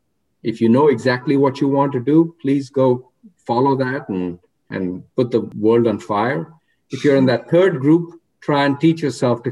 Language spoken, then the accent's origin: English; India; moved away as an adult; also born or lived in Oregon; now in United States; when I was growing up in India